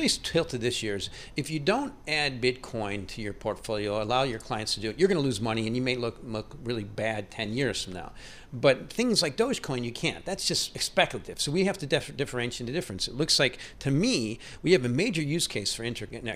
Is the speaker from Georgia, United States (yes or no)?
no; Chicago, Illinois, United States; I'm from Chicago